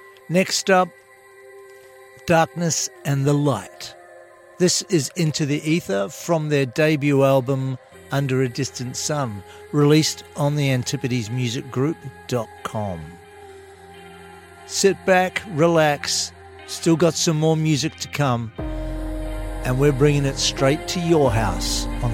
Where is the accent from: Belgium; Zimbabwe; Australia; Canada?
Australia; Sydney, New South Wales; from my hometown, Sydney